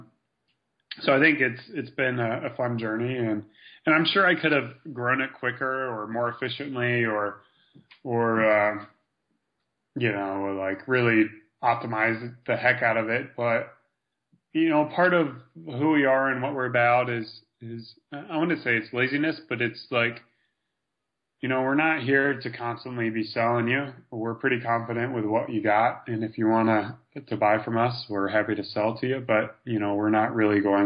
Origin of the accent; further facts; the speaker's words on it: United States; as an American